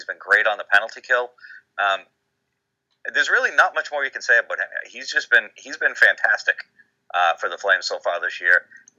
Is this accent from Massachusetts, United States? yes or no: yes; Massachusetts, United States; I'm from Massachusetts